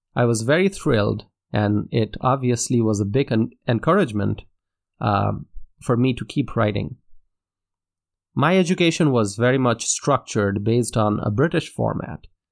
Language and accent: English; Dhaka, Dhaka Division, Bangladesh; first language Bengali; English is a second language; I grew up in Dhaka, Bangladesh, in Asia